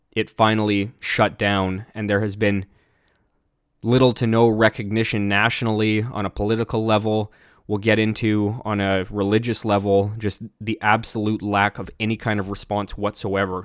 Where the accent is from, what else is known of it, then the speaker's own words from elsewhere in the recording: British Columbia, Canada; even me as a Canadian